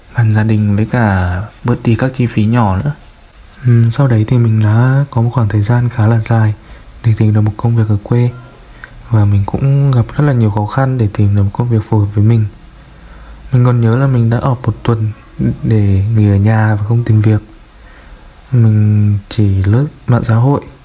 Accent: Vinh, Nghệ An, Vietnam; Mình sinh ra và lớn lên ở thành phố Vinh, Nghệ

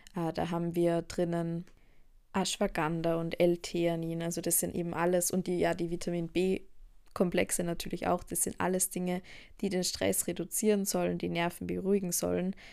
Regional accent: Austria; bei uns in Österreich

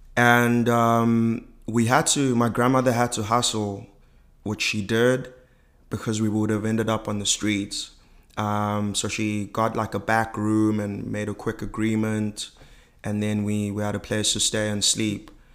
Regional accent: South Africa; I'm from South Africa and I was born at the dawn of democracy in ninety-two.

